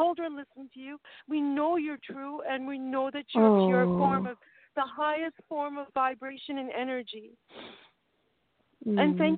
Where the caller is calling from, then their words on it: Vancouver, British Columbia, Canada; I'm calling from Vancouver, British Columbia.